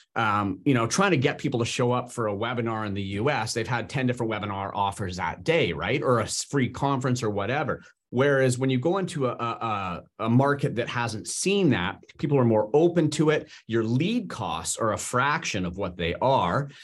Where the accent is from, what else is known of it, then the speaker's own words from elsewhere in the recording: Canada; I'm Canadian